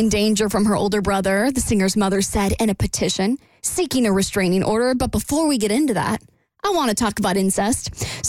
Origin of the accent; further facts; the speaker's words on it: Florida, United States; I'm from Florida.